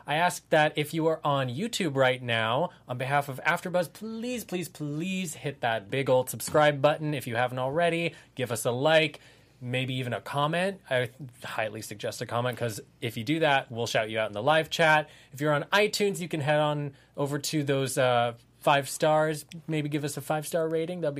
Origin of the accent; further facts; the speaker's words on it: Santa Monica, California, United States; I am from Santa Monica.